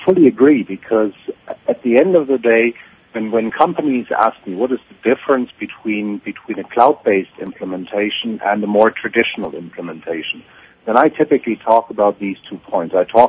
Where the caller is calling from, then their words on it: Melbourne, Victoria, Australia; calling from Melbourne in Australia.